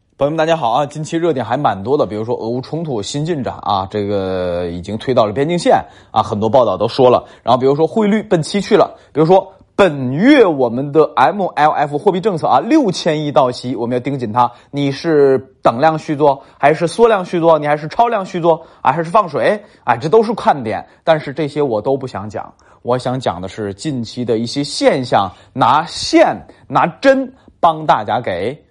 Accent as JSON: {"language": "Chinese", "town": "Tangshan", "region": "Hebei", "country": "China", "tie": "born or raised there", "said": "包括我老家唐山都是"}